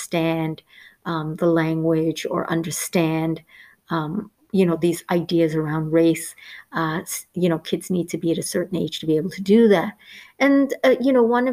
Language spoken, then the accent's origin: English; Canada; I grew up in Canada for most of my life